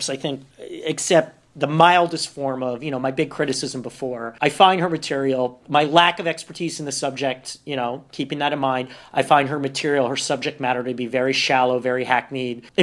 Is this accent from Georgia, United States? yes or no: no; New York, United States; I'm from New York